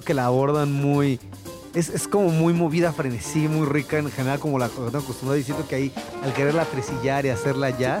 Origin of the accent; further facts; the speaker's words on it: Mexico; como mexicano